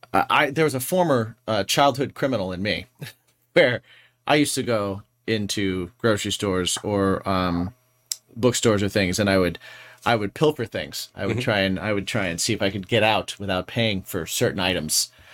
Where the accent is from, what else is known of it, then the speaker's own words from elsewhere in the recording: Indiana, United States; moved away; where I grew up in Indiana, we had Sam's Club and we also had Kroger.